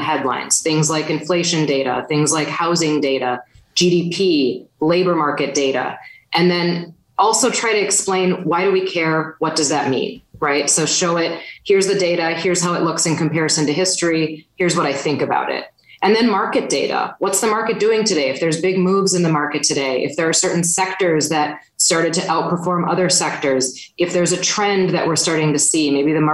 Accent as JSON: {"language": "English", "region": "Wisconsin", "country": "United States", "said": "I'm from Wisconsin"}